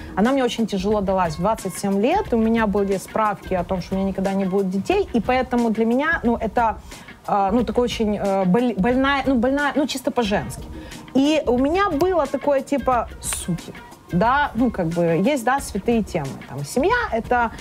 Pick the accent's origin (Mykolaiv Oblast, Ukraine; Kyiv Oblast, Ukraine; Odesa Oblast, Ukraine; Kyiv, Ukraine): Odesa Oblast, Ukraine; Chornomorsk; moved away; Я сама лимита из Черноморска.